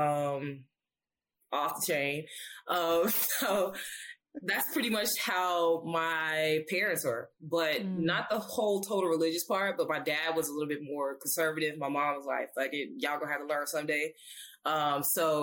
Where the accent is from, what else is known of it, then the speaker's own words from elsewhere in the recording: Alabama, United States; I grew up in Alabama.